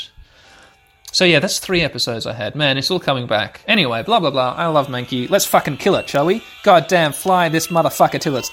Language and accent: English; Australia; I grew up here in Australia